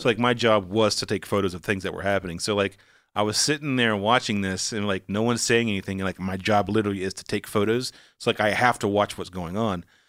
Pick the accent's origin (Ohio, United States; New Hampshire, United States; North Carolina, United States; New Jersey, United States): North Carolina, United States; Walnut Cove; accent: southern; moved away; also born or lived in Atlanta; I'm from Wanneck Cove, North Carolina